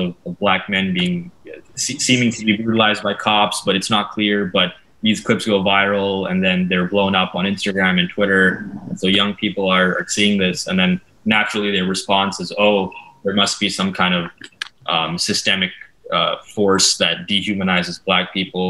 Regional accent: Canada; as a Canadian

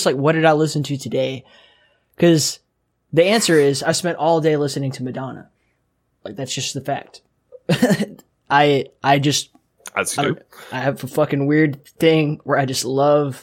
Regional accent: Southeast, United States; I grew up in the Southeast too

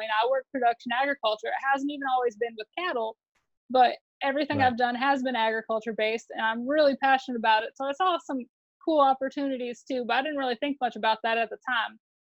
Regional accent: Iowa, United States; moved away as an adult; now in Texas, United States; I'm originally from Iowa. So I grew up doing a little bit of everything.

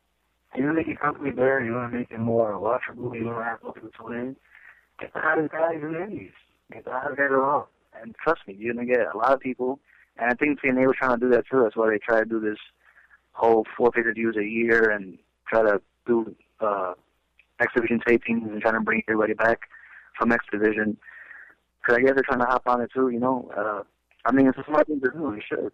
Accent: New York City, New York, United States; I came from Brooklyn

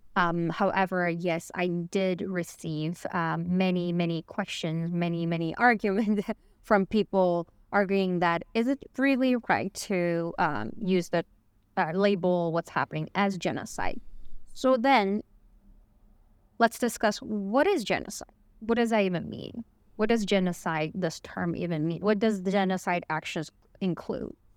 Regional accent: Beijing, China; English is a second language; moved away as an adult; I was born and raised in Beijing, which is the capital of China.

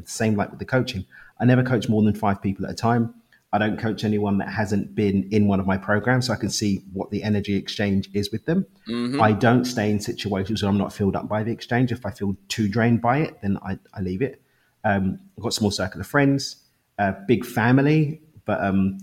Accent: London, United Kingdom; accent: London; moved away as an adult; now in Cabo San Lucas, Mexico; I actually live in Cabo in Mexico, but I'm from East London in the UK. But yeah, I moved to Mexico 3 years ago.

